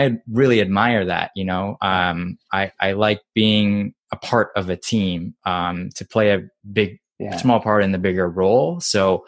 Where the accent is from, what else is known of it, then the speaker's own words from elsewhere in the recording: Japan; moved away; I grew up in Japan, and baseball is like a religion there